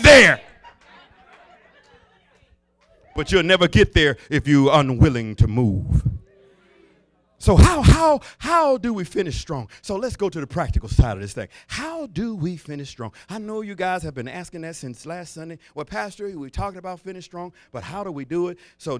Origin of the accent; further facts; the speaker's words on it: the South, United States; I was raised in the South